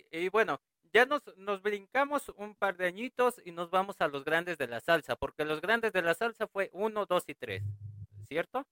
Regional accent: Mexico; en México nosotros

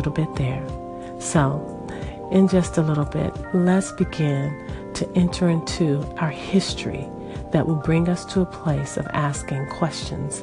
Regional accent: United States; I'm American

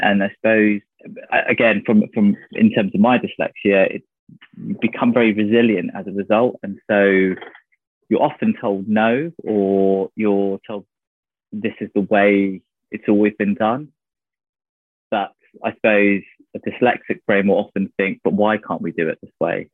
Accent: North Devon, South West England, United Kingdom; moved away as an adult; I grew up in North Devon, of all places, pretty much on the coast

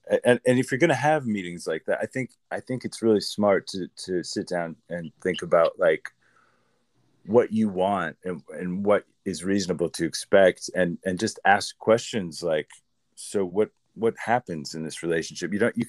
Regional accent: Midwest, United States; now in Los Angeles, United States; Well, I'm from the Midwest. I always start with stuff like that because it kind of grounds the people and who I am, I guess. I was a Midwest kid. I've been in LA for on and off for over a decade now.

